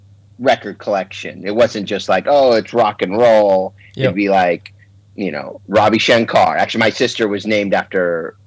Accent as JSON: {"language": "English", "region": "California", "country": "United States", "tie": "born or raised there", "also_born_or_lived": "Manhattan, New York", "said": "I was born in Manhattan. Moved to California when I was a little kid. So both my parents are native New Yorkers, and me and my sister are native New Yorkers, and my brother was actually born in Israel."}